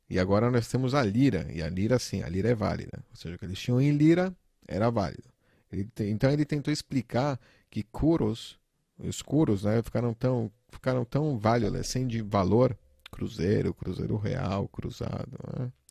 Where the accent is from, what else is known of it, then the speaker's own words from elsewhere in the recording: Turkey; Portuguese is a second language; Eu nasci e fui criado na Turquia. A Turquia é um país muito inflacionário, né?